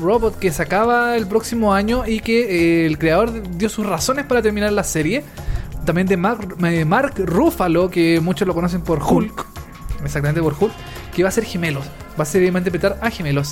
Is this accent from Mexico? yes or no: no; Chile; acá en Chile